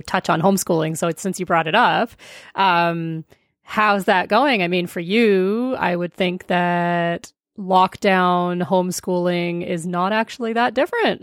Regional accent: Germany; I'm German

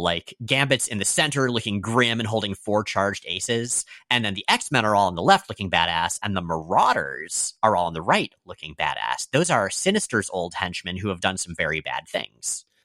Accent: United States; I'm American

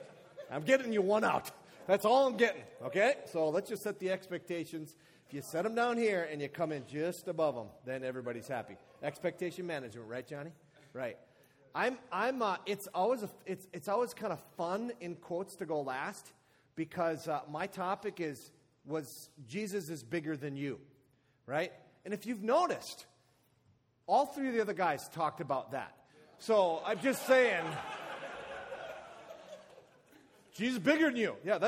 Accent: Midwest, United States; We're from the Midwest and we're humble too.

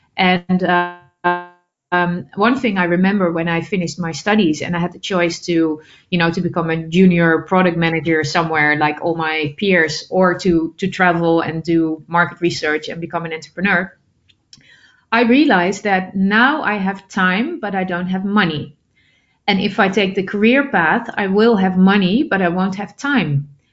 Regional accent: Netherlands; I'm originally from the Netherlands, and the Netherlands is still my basis.

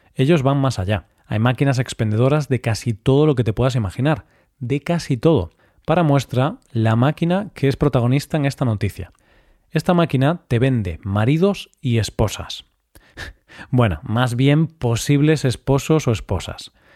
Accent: Galicia, Spain; mi tierra natal, Galicia

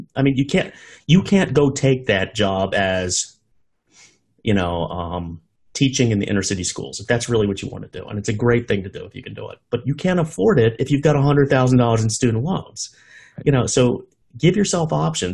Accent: United States; as an American

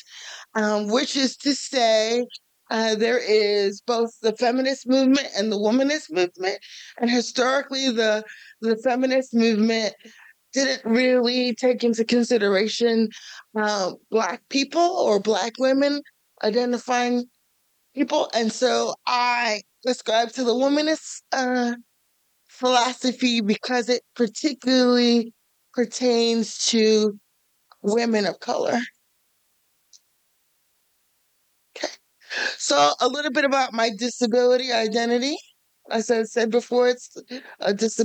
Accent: New York City, New York, United States; now in Kansas City, United States; I am originally from New York City.

